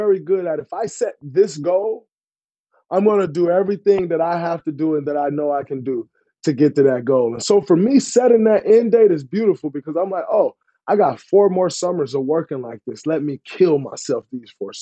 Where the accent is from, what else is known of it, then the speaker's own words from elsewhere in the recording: Saginaw, Michigan, United States; moved away as an adult; also born or lived in East Lansing, Michigan; now in Bay Area, United States; Growing up in Saginaw for 18 years, 4 years at Michigan State. Went straight to the Bay Area.